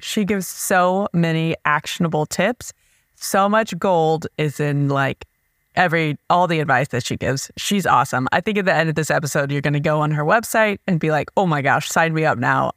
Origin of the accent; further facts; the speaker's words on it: Nebraska, United States; We're from Nebraska